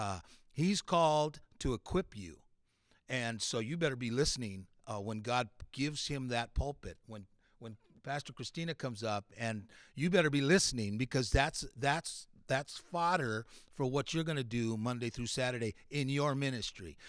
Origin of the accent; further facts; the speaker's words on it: Latin American Bible Institute campus, California, United States; also born or lived in New Mexico; we grew up on the Latin American Bible Institute campus together, both fathers were professors, uh, so he's, like, a year older than me. So when we came to California from New Mexico, I was one year old